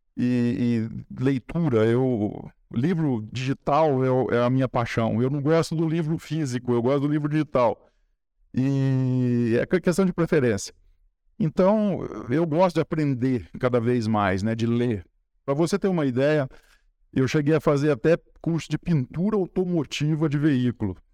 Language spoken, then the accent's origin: Portuguese; Espírito Santo do Pinhal, São Paulo, Brazil; eu nasci e cresci ali na Francisco José Fernandes 38, do lado da Igreja de São Benedito